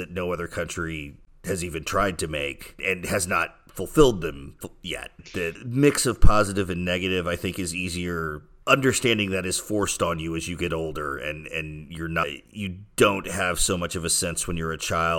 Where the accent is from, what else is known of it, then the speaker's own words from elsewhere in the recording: the South, United States; now in France; growing up in the South, in the U.S., where there's a lot of military displays on Independence Day.